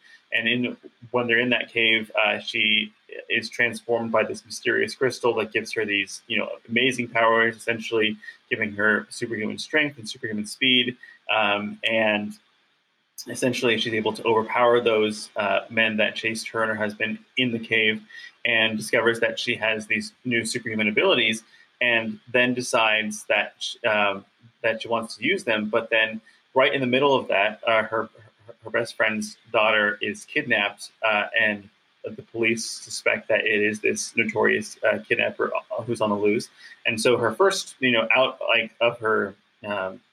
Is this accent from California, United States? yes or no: yes; Bay Area, just outside San Francisco, California, United States; I'm born and raised in the Bay Area, just outside San Francisco